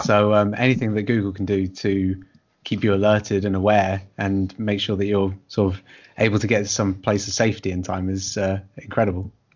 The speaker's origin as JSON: {"language": "English", "country": "United Kingdom", "said": "we're both British writers"}